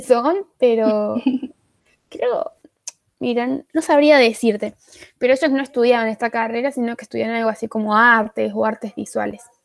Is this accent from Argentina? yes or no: yes; Arroyo Cabral, Córdoba, Argentina; de Argentina, Córdoba